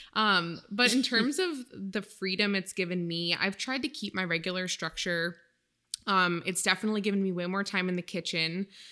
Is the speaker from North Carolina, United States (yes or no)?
no; Maine, United States; now in California, United States; I am originally from Maine